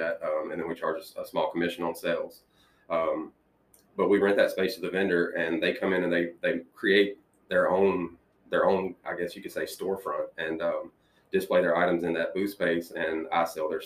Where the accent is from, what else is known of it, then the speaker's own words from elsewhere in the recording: Brighton, Tennessee, United States; I was raised in Brighton. I'm a Brighton High School graduate